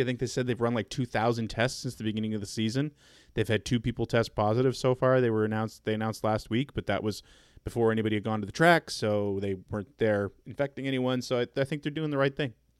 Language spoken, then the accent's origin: English; Canada; I'm not from the Southeast. I'm from Canada